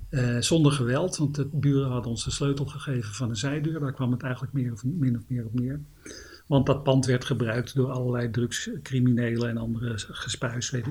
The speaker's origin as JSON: {"language": "Dutch", "town": "Amsterdam", "region": "North Holland", "country": "Netherlands", "tie": "born or raised there", "said": "ik was eh, geboren, in, geboren in Amsterdam-Zuid. Tijdens mijn studentenleven heb ik een aantal jaar in de pijp gewoond."}